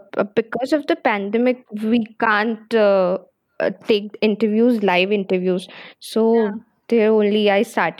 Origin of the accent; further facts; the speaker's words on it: Chhattisgarh, India; also born or lived in Delhi; I'm from Chhattisgarh.